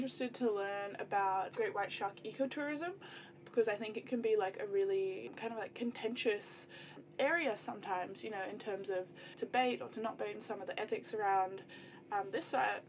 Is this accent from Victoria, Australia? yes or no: no; Cairns, Queensland, Australia; I'm from Cairns, beautiful Cairns, far north Queensland, sandwiched in between the reef and the rainforest.